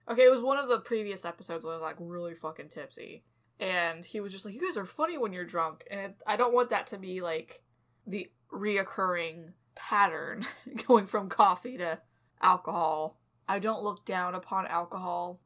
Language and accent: English; California, United States; born or raised there; moved away